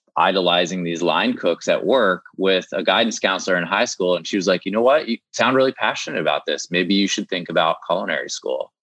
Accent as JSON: {"language": "English", "region": "Maryland", "country": "United States", "said": "I'm from Maryland. So there are some like food rituals there, like blue crabs"}